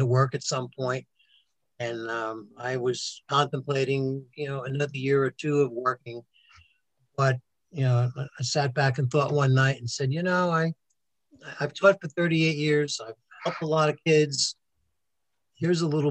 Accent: New York City, New York, United States; now in Somerville, United States; we had a fantastic life growing up on Staten Island

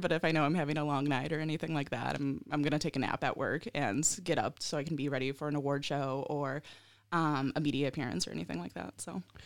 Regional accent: Ohio, United States; moved away; also born or lived in Colorado / Michigan; I'm from the Midwest, right? I'm from Ohio, and I'm currently in Colorado.

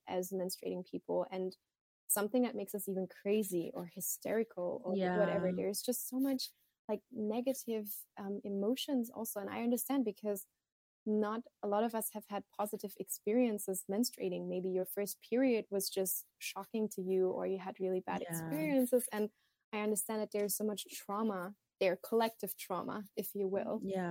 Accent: Thailand; also born or lived in Germany; Personally, growing up in Thailand, in Germany, I struggled a lot with just seeing periods and menstrual cycles as a natural and normal thing

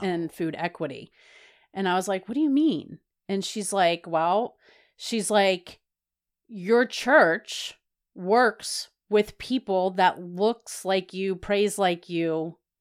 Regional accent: the South, United States; I was from the South

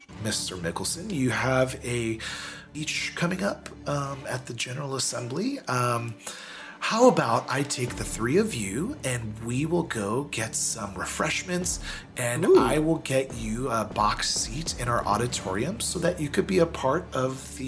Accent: United Kingdom; No offense. It's understood. I'm British.

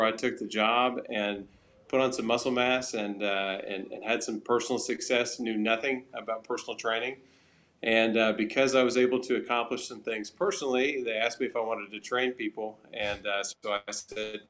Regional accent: Oklahoma, United States; accent: Southern

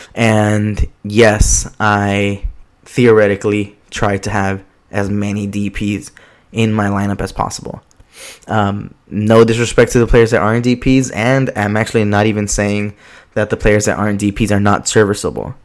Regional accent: Los Angeles, California, United States; I'm from Southeast Los Angeles

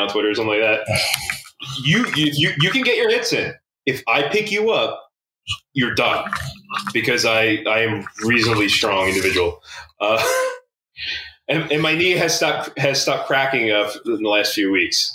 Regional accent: Philadelphia, Pennsylvania, United States; me growing up in Kensington, it was like I have my city sense

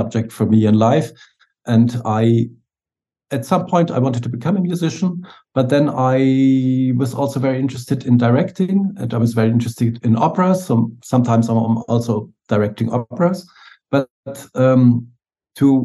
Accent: Munich, Bavaria, Germany; moved away as an adult; now in Berlin, Germany; my hometown Munich. Now I'm living in Berlin

